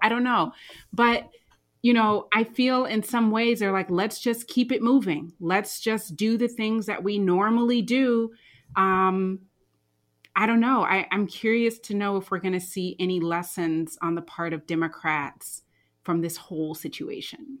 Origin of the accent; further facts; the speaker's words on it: United States; as an American